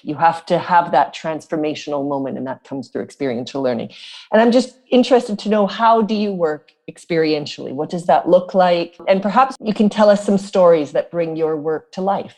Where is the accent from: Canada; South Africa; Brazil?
South Africa; I come from South Africa, as you know, I was born there.